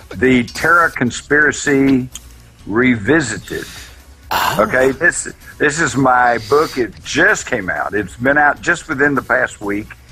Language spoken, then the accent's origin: English; Texas, United States; I was of the Texas redneck mentality at that time.